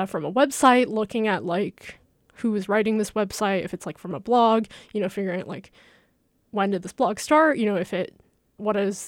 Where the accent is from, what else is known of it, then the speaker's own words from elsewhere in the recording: China; moved away; I'm from China, so I have a lot of like family and friends that use WeChat to stay connected